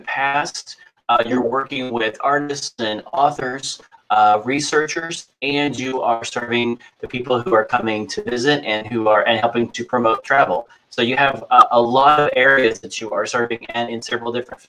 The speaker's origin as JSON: {"language": "English", "region": "Kentucky", "country": "United States", "said": "I'm from Kentucky, which is very different."}